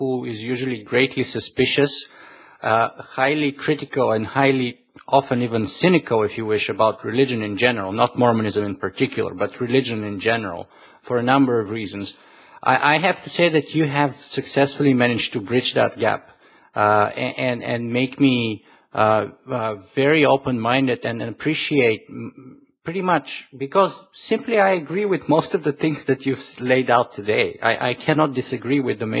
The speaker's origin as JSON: {"language": "English", "country": "Bulgaria", "moved": "yes", "said": "I come originally from Bulgaria"}